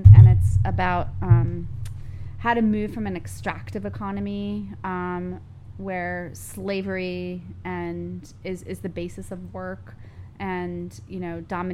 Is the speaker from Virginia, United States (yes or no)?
no; Pennsylvania, United States; moved away; also born or lived in New York City; where I grew up in Pennsylvania was a suburb